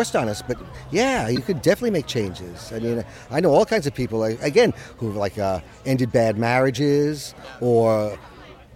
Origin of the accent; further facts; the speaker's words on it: New York, United States; moved away as an adult; now in Los Angeles, United States; I'm 3,000 miles away from my hometown, so it's nice to be in touch with my New York friends.